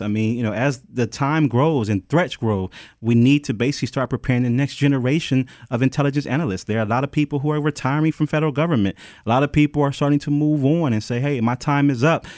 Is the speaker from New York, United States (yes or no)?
no; Detroit, Michigan, United States; I'm from Detroit